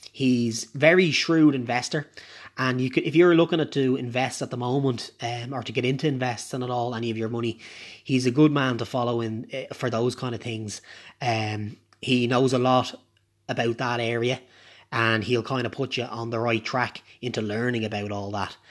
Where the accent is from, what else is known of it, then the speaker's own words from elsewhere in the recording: Ireland; I'm Irish.